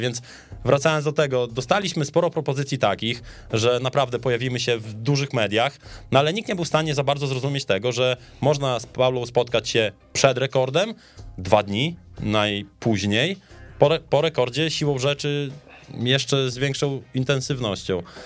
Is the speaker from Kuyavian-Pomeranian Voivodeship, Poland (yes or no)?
no; Podlaskie Voivodeship, Poland; u nas na Podlasiu